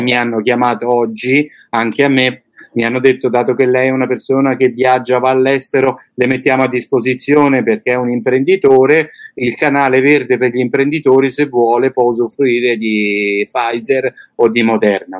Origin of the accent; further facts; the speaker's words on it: Italy; moved away as an adult; now in Bulgaria; sono un italiano che è partito da tanti anni. Però non mi sono mai dimenticato e non mi dimenticherò mai la mia terra